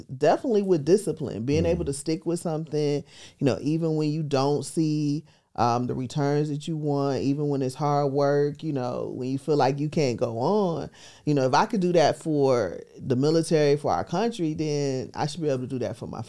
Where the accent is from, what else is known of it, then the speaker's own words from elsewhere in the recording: Milwaukee, Wisconsin, United States; now in Atlanta, United States; I'm originally from Milwaukee, Wisconsin. Been in Atlanta for 30 years.